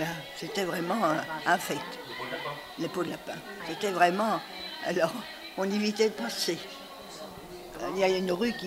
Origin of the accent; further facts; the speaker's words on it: Fontenay, Île-de-France, France; now in Montreuil, France; Je suis née à Montreuil, rue François de Berck, si vous connaissez. C'est une vieille, euh, rue, vers la Croix de Chavaux. Et alors là, j'ai vécu euh, peut-être 6 ou 7 ans. Et après, j'étais je suis partie à Fontenay avec mes parents